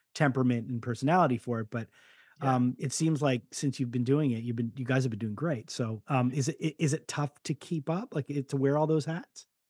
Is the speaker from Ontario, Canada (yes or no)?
no; Montreal, Quebec, Canada; being from montreal you do feel the oldness